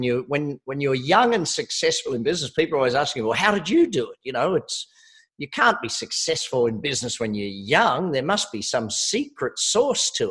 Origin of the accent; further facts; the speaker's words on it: Australia; I am Australian